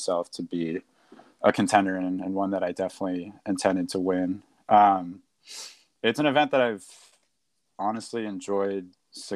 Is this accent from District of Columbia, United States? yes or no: yes; Washington, District of Columbia, United States; moved away; I'm from Washington, D.C.